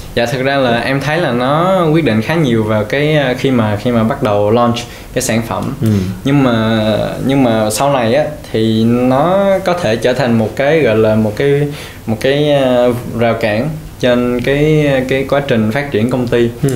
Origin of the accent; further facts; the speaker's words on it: Vietnam; mình là người Việt